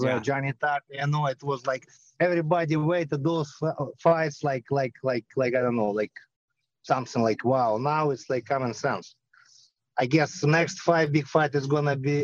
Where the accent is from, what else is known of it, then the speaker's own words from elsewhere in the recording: Belarus; moved away; I'm from Belarus. I grew up by Chernobyl